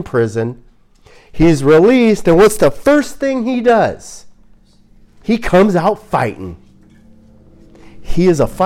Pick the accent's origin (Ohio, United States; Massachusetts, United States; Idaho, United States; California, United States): California, United States; Glendale; also born or lived in Tujunga, California / Atwater Village, Los Angeles; now in Washington, United States; I was born in Glendale, California. I'm from Glendale.